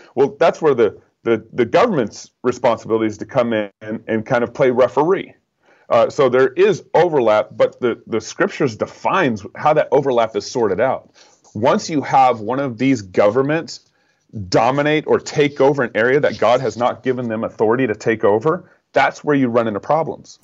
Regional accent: Texas, United States; now in Idaho, United States; I live in Idaho. Although I grew up in Texas.

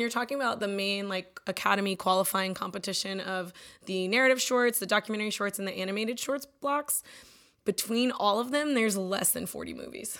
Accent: Austin, Texas, United States; I'm born and raised in Austin. My whole family lives here

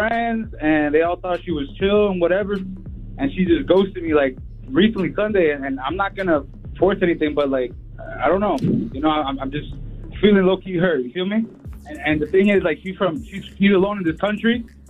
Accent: Queens, New York, United States; This is …. I'm from Queens, New York.

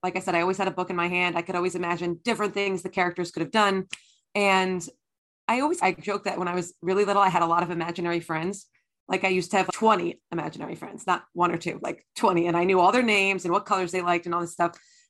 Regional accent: New Jersey, United States; So I grew up in New Jersey, in North Jersey, in Essex County, and I still live there with my family now.

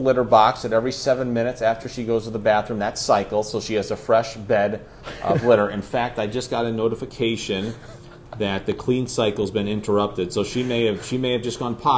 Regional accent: Ithaca, New York, United States; moved away; I grew up in Ithaca, New York

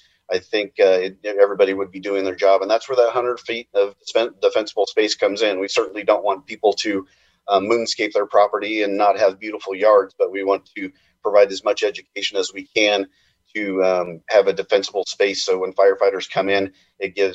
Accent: Redding, California, United States; I'm from the Reading area

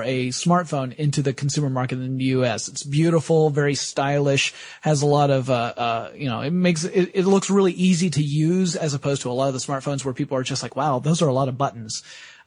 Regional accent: United States; as American citizens

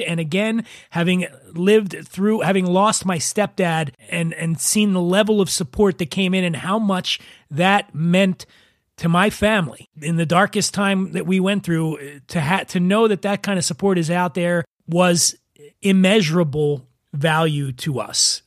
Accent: Philadelphia, Pennsylvania, United States; I'm from Philly, and proper pronunciation is not our forte, or as we say in Philly, fort

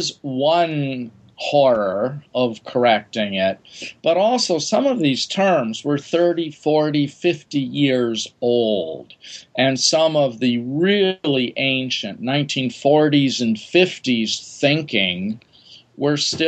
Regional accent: Wisconsin, United States; moved away; I grew up in Wisconsin

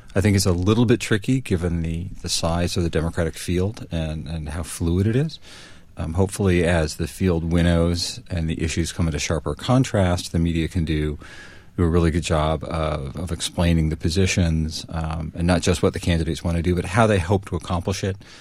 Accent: New Haven, Connecticut, United States; I grew up in New Haven, Connecticut

